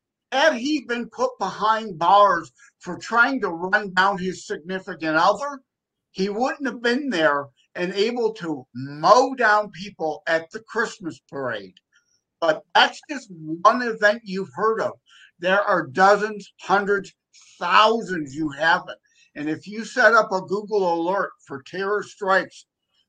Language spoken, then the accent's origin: English; Detroit, Michigan, United States; I'm from the Detroit, Michigan area